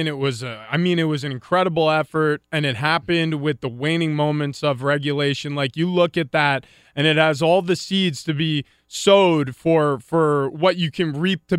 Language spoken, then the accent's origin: English; United States; But for me, born and raised in the United States, playing lacrosse as a kid, then some baseball and football finding me kind of, and then making that my career